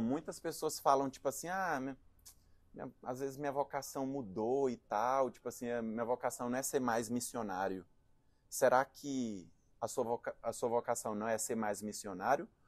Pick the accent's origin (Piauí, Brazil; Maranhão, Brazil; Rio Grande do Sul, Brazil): Maranhão, Brazil; Presidente Dutra; also born or lived in Teresina / João Pessoa / Recife / Canada; now in São Paulo, Brazil; sou natural do, do interior do Maranhão, uma cidade de cinquenta mil habitantes chamada Presidente Dutra.